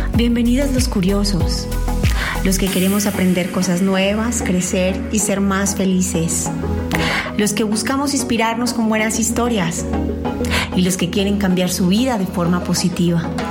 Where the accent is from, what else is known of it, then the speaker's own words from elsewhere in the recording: Colombia; como diríamos en Colombia